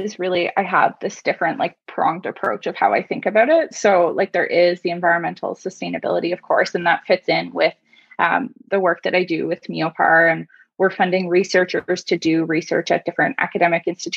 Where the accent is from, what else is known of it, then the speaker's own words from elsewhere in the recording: Beachburg, Ontario, Canada; now in Halifax, Canada; I'm originally from Beechburg in Ontario, north of Ottawa